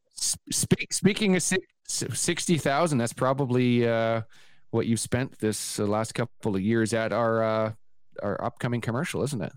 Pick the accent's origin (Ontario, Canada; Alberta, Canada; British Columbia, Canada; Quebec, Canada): British Columbia, Canada; Vancouver; I grew up in Vancouver